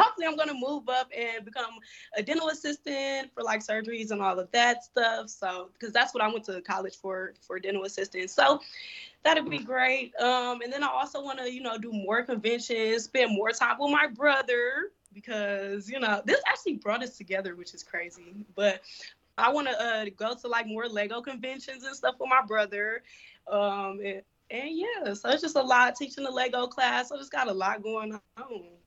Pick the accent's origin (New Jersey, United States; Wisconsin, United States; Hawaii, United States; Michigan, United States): Wisconsin, United States; Milwaukee; born and raised in Milwaukee